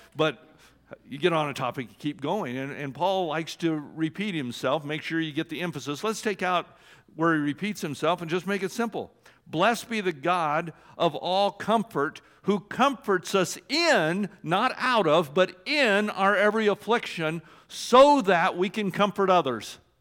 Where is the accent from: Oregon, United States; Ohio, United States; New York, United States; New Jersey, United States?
Oregon, United States; I was born in Oregon